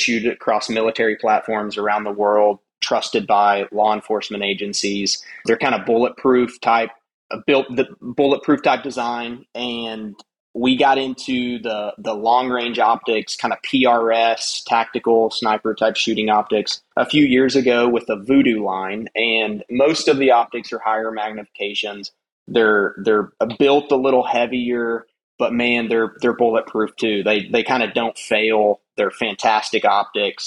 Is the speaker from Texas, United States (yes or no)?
yes; West Texas, United States; I grew up in West Texas, you know, hunting deer blinds, deer feeders